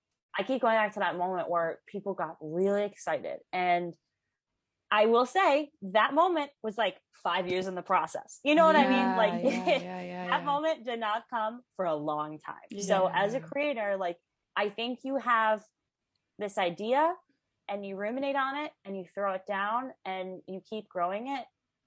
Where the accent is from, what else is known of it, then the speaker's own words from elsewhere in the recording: Midwest, United States; Like, you know, like, I come from the Midwest where getting a tattoo was a big deal.